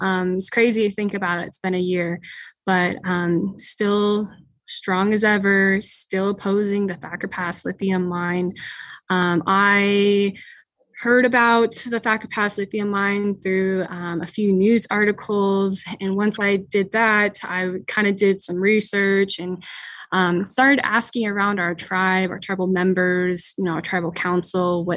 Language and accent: English; United States; I am from the Fort McDermitt Paiute Shoshone tribe.